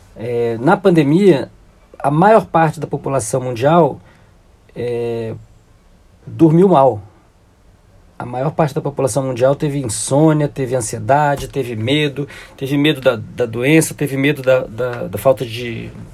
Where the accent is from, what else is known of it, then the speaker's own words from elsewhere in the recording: Brazil; Quando eu saí do Brasil, em 93, final de 94, início de 95